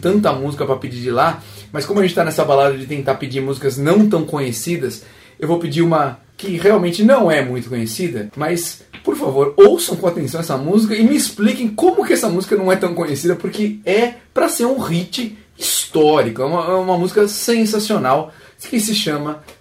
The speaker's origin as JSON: {"language": "Portuguese", "town": "Maringá", "region": "Paraná", "country": "Brazil", "said": "sou de Maringá, no Paraná"}